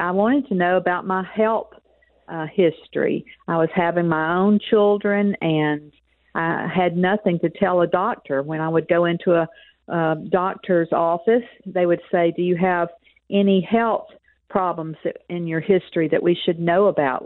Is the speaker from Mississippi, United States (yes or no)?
yes; Mississippi, United States; accent: Southern; also born or lived in Texas; it's a Southern accent. I say I'm a Texan with a Southern accent because I lived most of my life in Mississippi